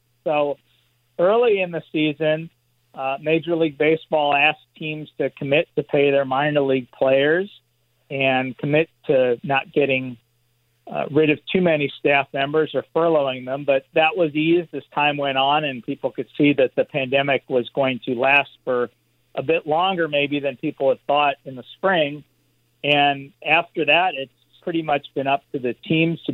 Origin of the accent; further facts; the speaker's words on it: Los Angeles, California, United States; growing up in Los Angeles